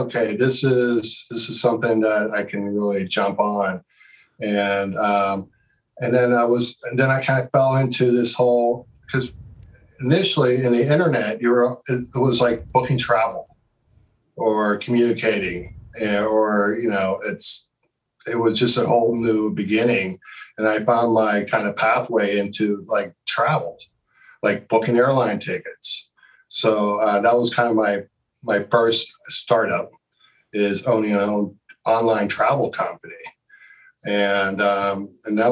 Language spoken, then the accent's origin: English; Pittsburgh, Pennsylvania, United States; also born or lived in New Jersey; now in California, United States; my folks moved 8 of us to Pittsburgh, Pennsylvania